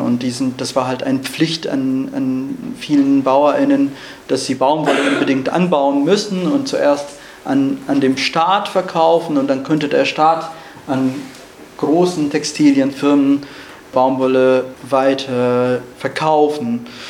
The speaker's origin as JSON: {"language": "German", "region": "Rojava", "country": "Syria", "tie": "born or raised there", "second_language": "German", "moved": "as an adult", "lives_now": "Germany", "said": "Ich bin in Rojava geboren und aufgewachsen und im Jahr 2015 musste ich Rojava verlassen und nach Deutschland fliehen"}